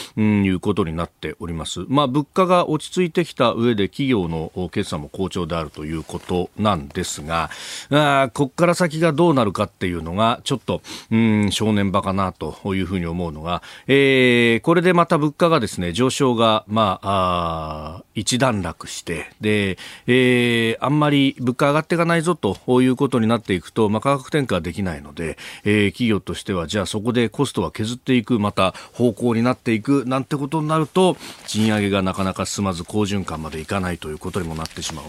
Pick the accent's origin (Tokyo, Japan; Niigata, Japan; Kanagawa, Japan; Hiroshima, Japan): Kanagawa, Japan; Yokosuka; 私はあの神奈川の横須賀の出身